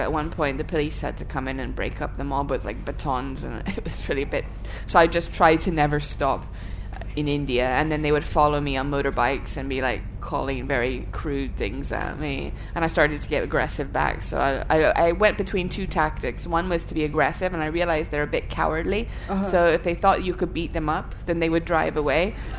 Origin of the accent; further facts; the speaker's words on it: Thailand; moved away; I grew up in Thailand, so I have all kinds of childhood memories